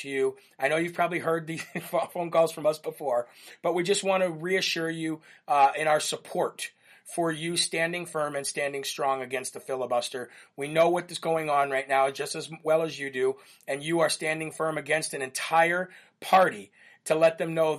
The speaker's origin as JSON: {"language": "English", "country": "United States", "said": "we just love how we grew up in America"}